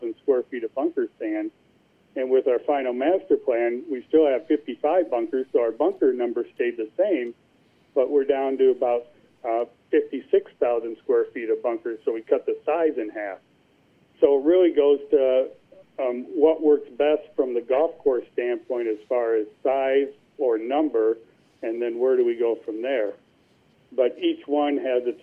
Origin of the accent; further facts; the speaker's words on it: Cedar Rapids, Iowa, United States; also born or lived in Marion, Iowa; my hometown in Cedar Rapids